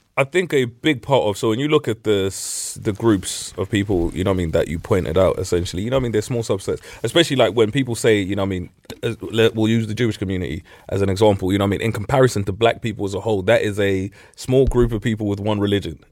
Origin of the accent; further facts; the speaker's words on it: Middlesbrough, North East England, United Kingdom; growing up in Middlesbrough